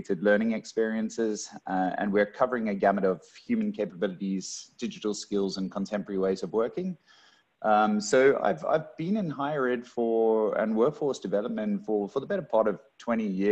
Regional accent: Cape Town, Western Cape, South Africa; moved away as an adult; now in Australia; coming from South Africa originally, born and raised in Cape Town and only been in Australia for the better part of 3 years

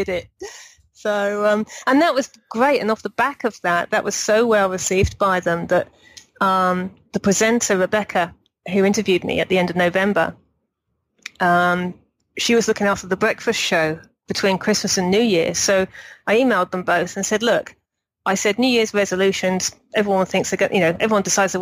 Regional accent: Berkshire, South East England, United Kingdom; moved away as an adult; also born or lived in Kent; I'm from Berkshire originally, but I lived in Kent for 4 or 5 years before I moved over here

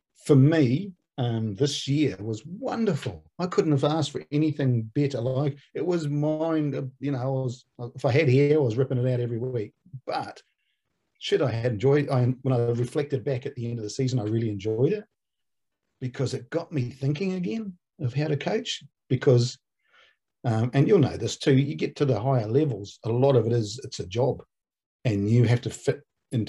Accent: New Zealand; also born or lived in Australia; I went in there as a Kiwi

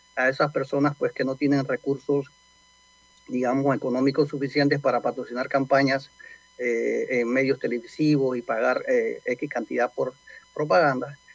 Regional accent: Panama; nosotros como panameños

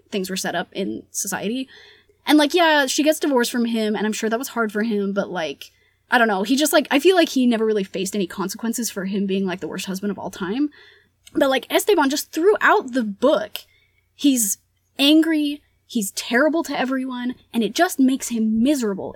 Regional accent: United States; first language Spanish; English is a second language; we're American

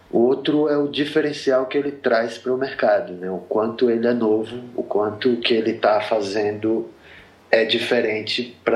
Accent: Sergipe, Brazil; also born or lived in Rio de Janeiro; now in São Paulo, Brazil; É, eu sou de Sergipe, eu morei oito anos no Rio, eu moro há 13 anos em São Paulo.

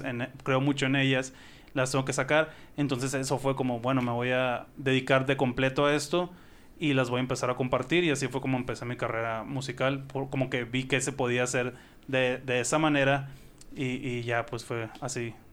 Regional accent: Sonora, Mexico

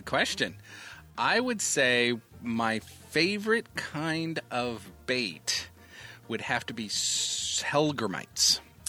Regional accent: Indiana, United States; both you and I are from Indiana. We are Hoosiers.

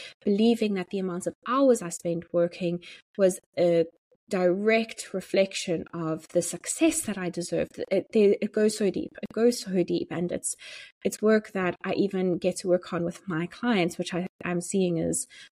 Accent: South Africa; moved away as an adult; also born or lived in Johannesburg, South Africa; now in Dublin, Ireland; I was going from being a South African living in South Africa to being a South African living in Dublin and as an immigrant

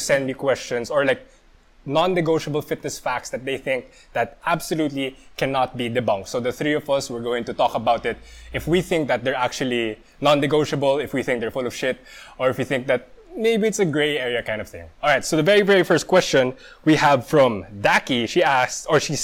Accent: Philippines; I'm Filipino.

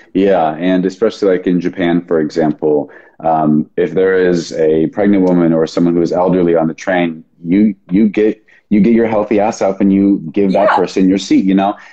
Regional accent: Sonoma County, Northern California, United States; now in Austin, United States; I was born and raised in Northern California, Sonoma County. I'm currently living in Austin, Texas.

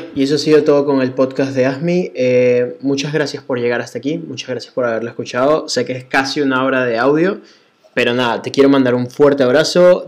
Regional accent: Venezuela; moved away; así somos todos los venezolanos

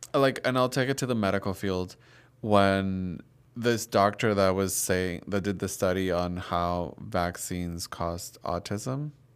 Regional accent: Dominican Republic; I grew up in Dominican Republic, Catholic country

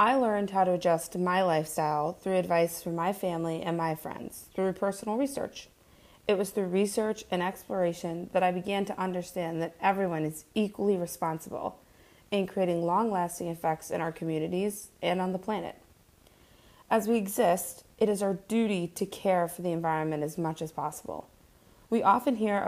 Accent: Scranton, Pennsylvania, United States; also born or lived in Poughkeepsie, New York; born and raised in Scranton, Pennsylvania

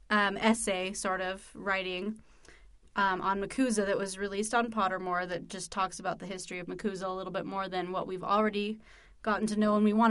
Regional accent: United States; we're American.

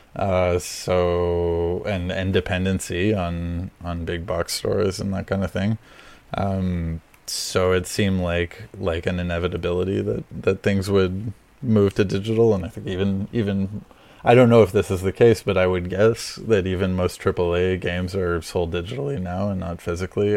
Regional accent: Montreal, Quebec, Canada; I'm in Montreal. I'm from Montreal.

